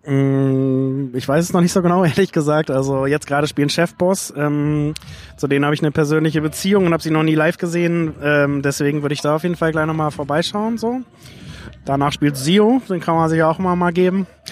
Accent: Lüneburg, Lower Saxony, Germany; 1990 in meiner Heimatstadt Lüneburg auf dem Flugplatz

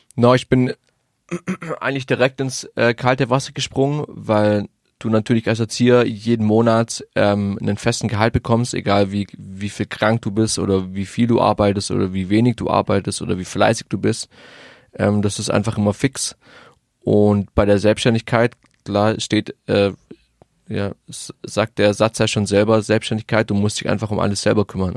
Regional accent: Isny, Baden-Württemberg, Germany; now in Stuttgart, Germany; in Isny im Allgäu

